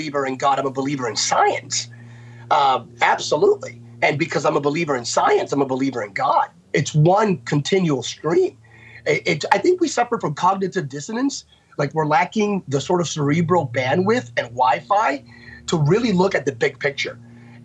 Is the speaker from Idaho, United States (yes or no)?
no; Bethlehem, Pennsylvania, United States; I'm a kid from Bethlehem, Pennsylvania